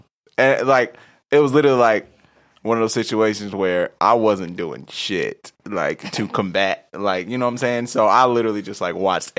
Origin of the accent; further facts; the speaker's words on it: United States; But at the end of the day, bro, I'm American. I do what the fuck I want to do.